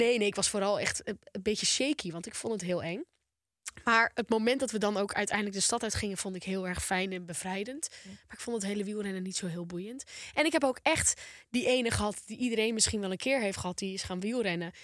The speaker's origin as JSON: {"language": "Dutch", "town": "Volendam", "region": "North Holland", "country": "Netherlands", "said": "Ik ben een Volendammer"}